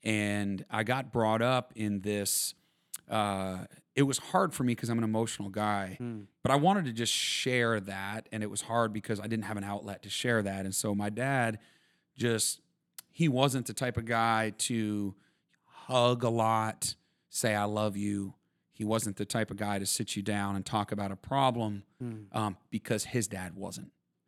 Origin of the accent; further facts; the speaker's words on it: Vermont, United States; Yeah, I grew up in Vermont and on a dairy farm